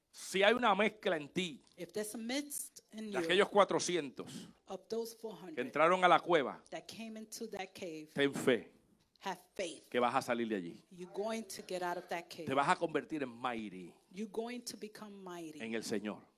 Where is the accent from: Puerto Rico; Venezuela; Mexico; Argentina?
Puerto Rico; also born or lived in Dominican Republic; now in United States; nací en República Dominicana. Uh, crecí en uh, Puerto Rico.